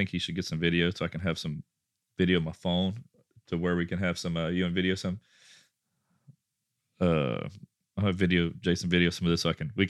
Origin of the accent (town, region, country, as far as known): Rockport, Texas, United States